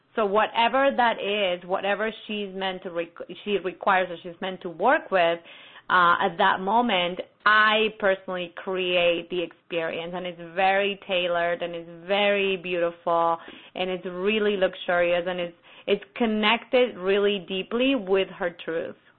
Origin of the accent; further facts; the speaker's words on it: Buenos Aires, Argentina; moved away; my hometown